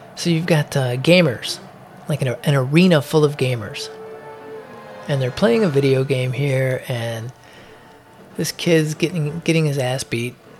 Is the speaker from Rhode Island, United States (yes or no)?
no; Chicago, Illinois, United States; I'm from Chicago